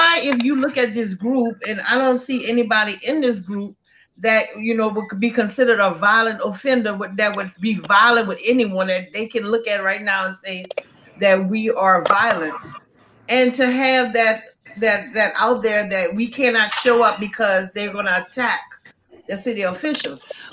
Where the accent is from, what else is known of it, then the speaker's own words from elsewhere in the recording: Donaldsonville, Louisiana, United States; I'm not from Donaldsonville. My mom is from Donaldsonville, from Saguna, as a matter of fact. And I had relatives in Donaldsonville and I grew up in Donaldsonville